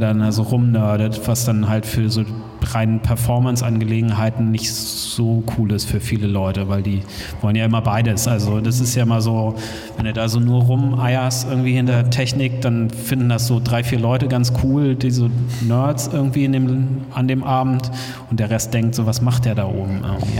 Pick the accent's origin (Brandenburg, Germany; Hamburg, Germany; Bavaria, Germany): Hamburg, Germany; moved away; Ich komme aus Hamburg ursprünglich